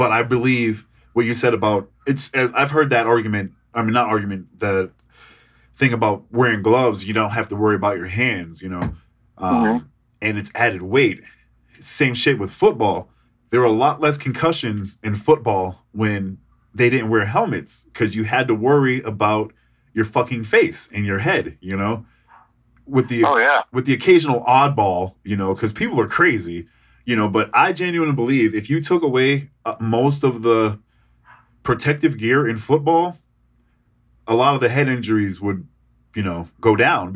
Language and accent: English; Boston, Massachusetts, United States; I'm from Boston